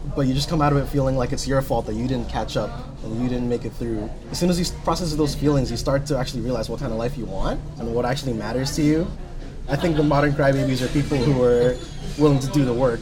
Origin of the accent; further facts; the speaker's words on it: Jersey City, New Jersey, United States; also born or lived in Rutgers, New Jersey; I was born and raised here in Jersey City, so I've been here all of my life